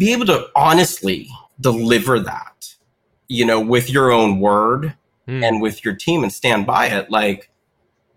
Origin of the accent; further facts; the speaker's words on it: Western Pennsylvania, United States; I grew up in Western Pennsylvania